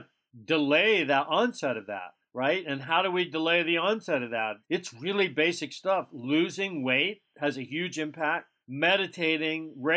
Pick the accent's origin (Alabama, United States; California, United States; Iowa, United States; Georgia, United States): Alabama, United States; South; where I grew up in South Alabama, they call that the stroke belt